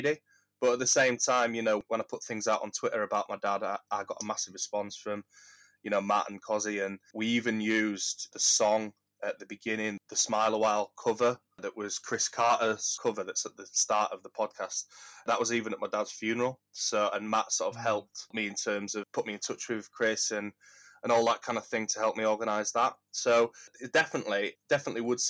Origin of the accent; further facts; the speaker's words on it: Huddersfield, Yorkshire and the Humber, United Kingdom; I grew up in Huddersfield, in Kirkburton.